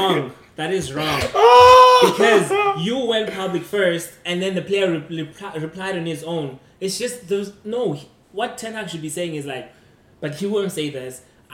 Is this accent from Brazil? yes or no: no; South Africa; He's Nigerian. I'm South African.